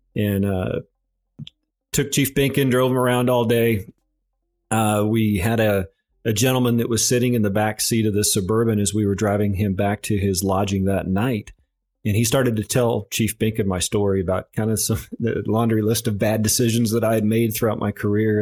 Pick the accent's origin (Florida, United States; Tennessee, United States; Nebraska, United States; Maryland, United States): Nebraska, United States; Overton; moved away as an adult; I grew up in a small farming and ranching community in south central Nebraska, and I believe The population of my hometown of Overton is sitting around four hundred and fifty people.